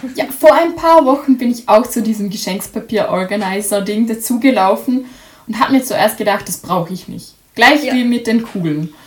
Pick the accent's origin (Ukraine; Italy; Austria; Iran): Austria; bei uns in Österreich